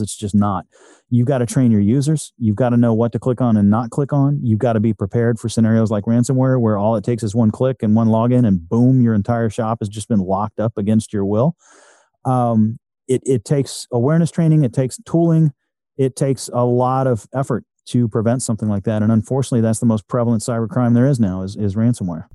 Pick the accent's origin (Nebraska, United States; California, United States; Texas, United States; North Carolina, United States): Texas, United States; I'm a Texan